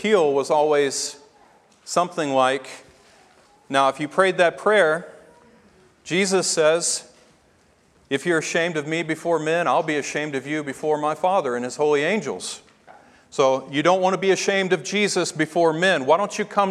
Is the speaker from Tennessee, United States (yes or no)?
yes; Tennessee, United States; growing up in Tennessee, and being saved in a Southern Baptist church